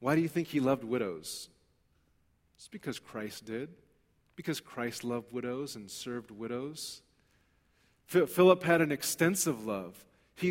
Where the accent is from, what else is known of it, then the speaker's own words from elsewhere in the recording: Los Angeles, California, United States; I grew up in East L.A. There's not a whole lot of Sikhs that I'm aware of in East Los Angeles.